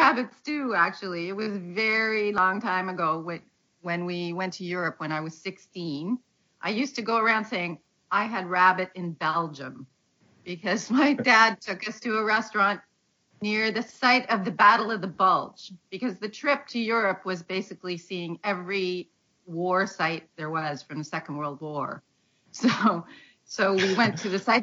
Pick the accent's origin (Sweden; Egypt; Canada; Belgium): Canada; also born or lived in Southern Ontario; I'm a Canadian. I live in Southern Ontario.